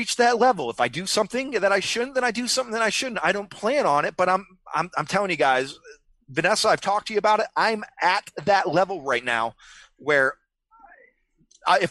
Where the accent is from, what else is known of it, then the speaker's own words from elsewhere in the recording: Memphis, Tennessee, United States; now in Florida, United States; I'm from Memphis, Tennessee. Memphis